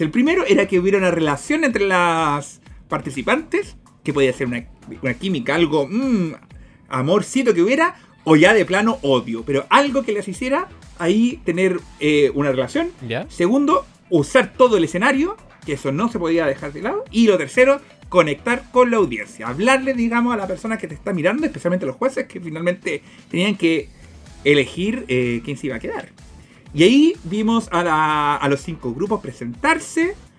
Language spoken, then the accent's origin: Spanish; Chile; nos identificamos primeramente como chilenos